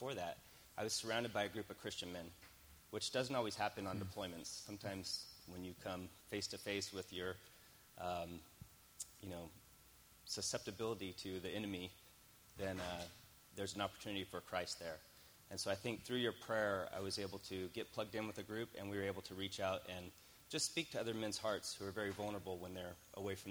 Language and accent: English; California, United States; moved away as an adult; I grew up in California